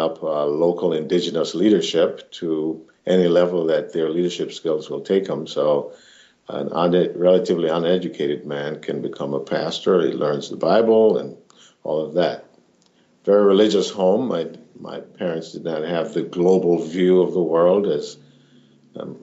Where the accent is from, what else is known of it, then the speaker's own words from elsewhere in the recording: Jamaica; now in Minneapolis, United States; I'm a Jamaican origin, and I currently live in the Jordan neighborhood in Minneapolis